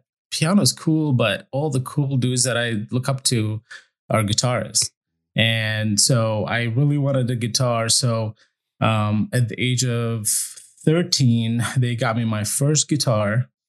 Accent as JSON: {"language": "English", "country": "Syria", "tie": "born or raised there", "also_born_or_lived": "Iraq", "said": "I was born in Iraq, and then when the first war happened with the U.S., my family kind of like, okay, we got to get out of here. And we traveled around a little bit, but then we landed in Syria, and that's where I went to school"}